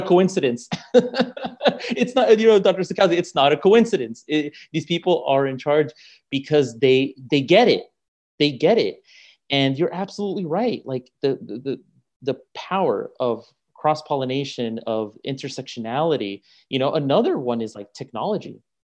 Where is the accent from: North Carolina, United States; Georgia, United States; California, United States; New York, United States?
California, United States; I grew up in California